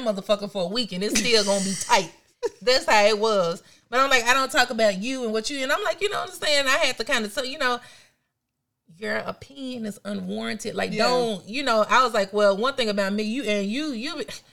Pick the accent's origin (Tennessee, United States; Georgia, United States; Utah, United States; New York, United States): Tennessee, United States; Memphis; I'm from Memphis